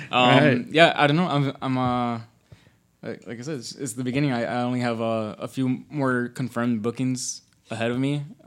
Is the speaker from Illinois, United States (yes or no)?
yes; Chicago, Illinois, United States; now in Melrose Park, United States; Well, I live in the suburbs now, but I'm from Chicago.